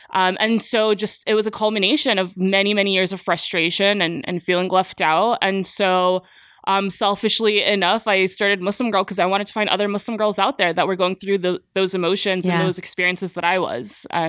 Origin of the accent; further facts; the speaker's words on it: New Jersey, United States; 9/11 happened when I was nine. And for a young girl growing up in Jersey, born and raised Jersey girl